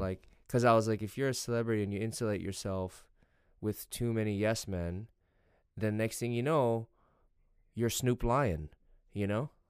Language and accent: English; United States; I'm American and my country reelected him